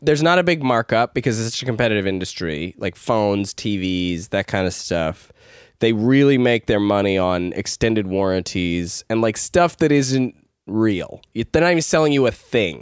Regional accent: Ladner, British Columbia, Canada; I grew up in Ladner

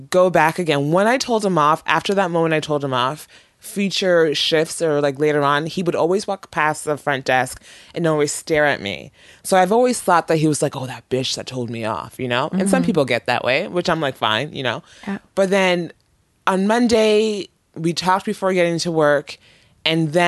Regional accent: Toronto, Ontario, Canada; also born or lived in Nigeria; now in Vancouver, Canada; I was from Toronto

